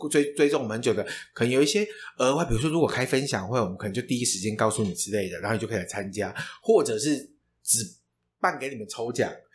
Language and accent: Chinese; Taiwan; 身为台湾人